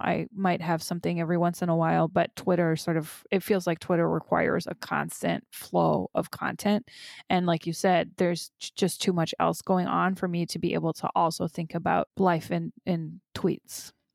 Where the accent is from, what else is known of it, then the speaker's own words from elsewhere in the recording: Germany; now in United States; I grew up in Germany, but I've never been a parent there